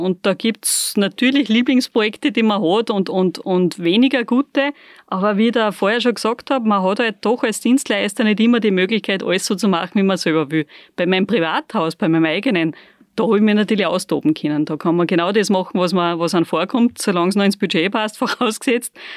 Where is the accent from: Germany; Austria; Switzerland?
Austria; Bad Aussee, Styria; bisschen sind wir noch in der Insel der Seligen in Aussee